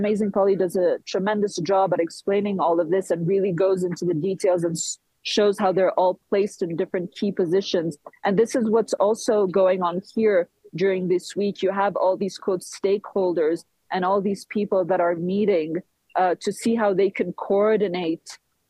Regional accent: Switzerland; my mom is Swiss, and I was born in Switzerland and raised in Switzerland

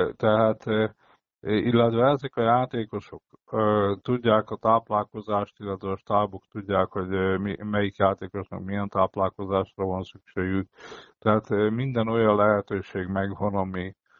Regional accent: Szombathely, Vas, Hungary; én, mint szombathelyi

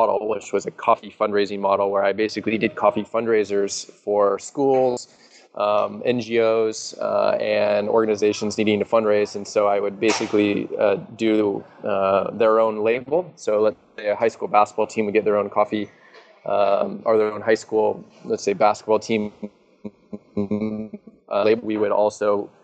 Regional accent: Seattle, Washington, United States; I'm from Seattle

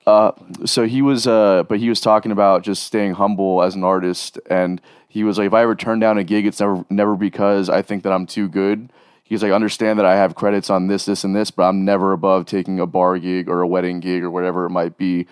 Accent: South Florida, United States; growing up in South Florida and, and that scene

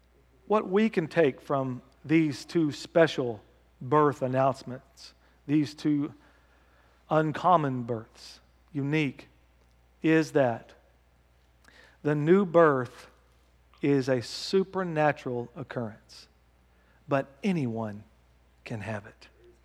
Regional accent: United States; I'm just talking as an American. We do, and as a Christian America

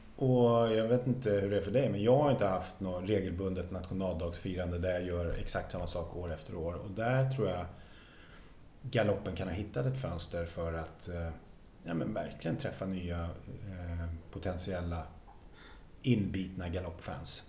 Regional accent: Sweden; Jag är uppvuxen på bondgård i Västra

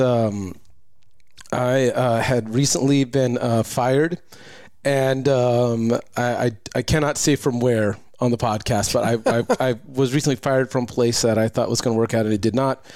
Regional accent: Lakewood, California, United States; moved away; also born or lived in Long Beach; I grew up in the Lakewood Bellflower area

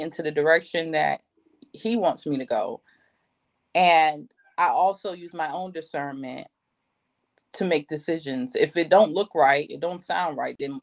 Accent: North Carolina, United States; moved away; also born or lived in Houston, Texas; I'm from North Carolina

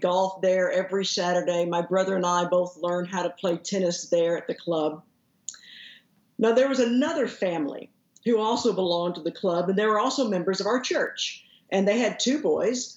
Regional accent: Haltom City, Texas, United States; I grew up in Haltom City, which is the suburb that's right to the northeast of Fort Worth

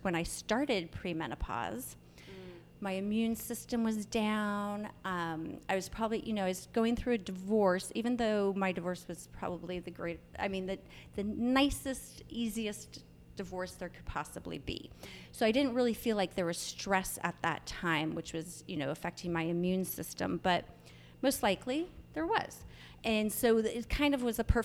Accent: Northern California, United States; I grew up in Northern California

